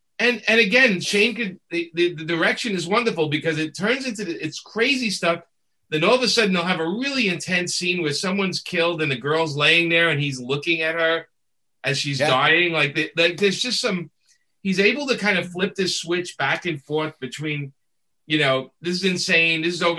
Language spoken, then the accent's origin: English; New York, United States; being a New Yorker